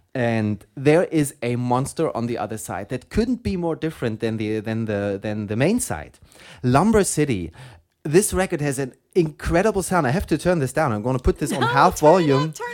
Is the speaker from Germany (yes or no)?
yes; Germany; accent: German; English is a second language; my German accent